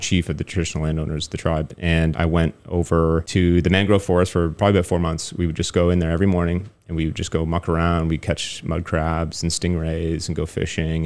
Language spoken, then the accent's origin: English; Toronto, Ontario, Canada; moved away as an adult; now in Taiwan; growing up in Toronto, you don't really have a lot of opportunities to speak French